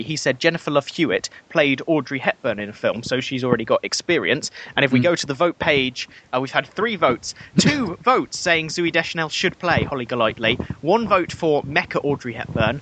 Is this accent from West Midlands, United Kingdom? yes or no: yes; Worcester, West Midlands, United Kingdom; I'm from Worcester